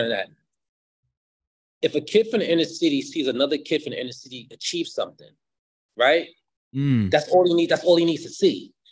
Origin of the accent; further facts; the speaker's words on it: Costa Rica; born there; so I was born in Costa Rica, so they wanted a designer to come to the house